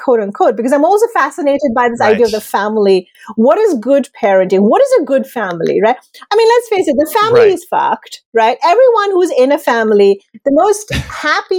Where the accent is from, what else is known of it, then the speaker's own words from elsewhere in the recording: India; moved away; I'm originally from India.